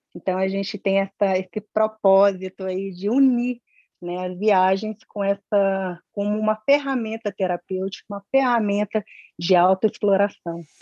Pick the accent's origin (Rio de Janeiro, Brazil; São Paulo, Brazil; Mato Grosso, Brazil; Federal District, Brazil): Federal District, Brazil; Brasília; eu nasci aqui em Brasília